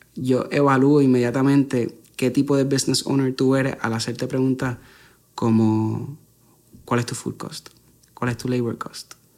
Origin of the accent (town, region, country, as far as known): Puerto Rico